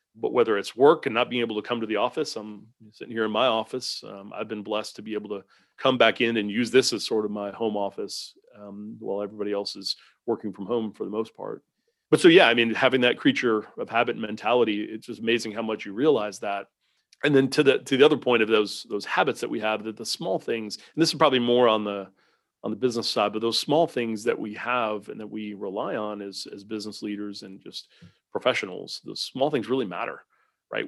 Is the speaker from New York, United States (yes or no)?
yes; Southampton, New York, United States; moved away as an adult; now in Southeastern United States; grew up on Long Island in a little town called Southampton out on the end of the, end of the island there